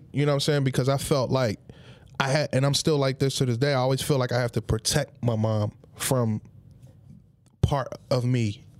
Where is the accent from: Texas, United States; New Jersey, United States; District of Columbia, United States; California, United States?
New Jersey, United States; Atlantic City; growing up in Penny Village is one of the worst projects in Atlantic City.